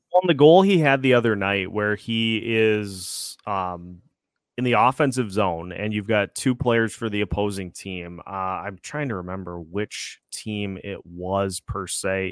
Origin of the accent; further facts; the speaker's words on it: Minnesota, United States; My hometown squad, the Minnesota Wild